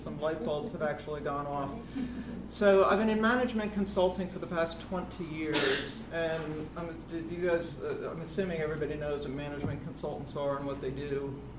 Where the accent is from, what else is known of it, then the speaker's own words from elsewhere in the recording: United States; accent: flat American; moved away as an adult; now in London, United Kingdom; I'm American. I've lived in the UK for 20 years now. I came here in 1996